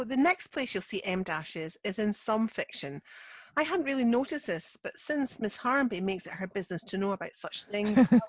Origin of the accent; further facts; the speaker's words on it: Scotland, United Kingdom; I'm the Scottish one.